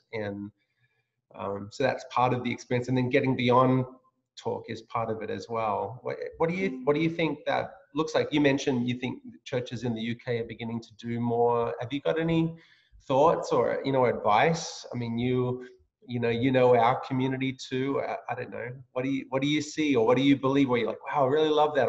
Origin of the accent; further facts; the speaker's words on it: Australia; moved away as an adult; now in United States; I grew up in Australia, as you know, so and then this is my this is my home now, and I'm a, I'm I've been adopted as a US citizen